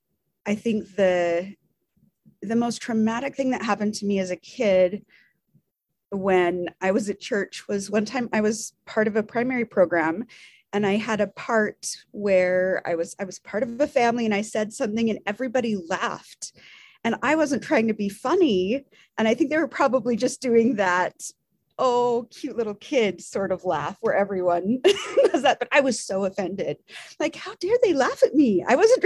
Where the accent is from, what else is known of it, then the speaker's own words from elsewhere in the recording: Tooele, Utah, United States; now in Provo, United States; I was raised in Tooele, Utah. So, you know, grew up here. I'm a Utah girl